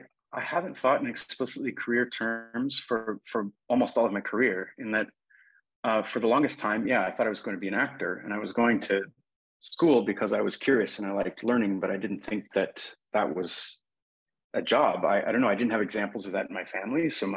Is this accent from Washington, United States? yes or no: yes; Seattle, Washington, United States; when I grew up in Seattle in the 1980s and 1990s, I went to a public high school that wasn't particularly distinguished.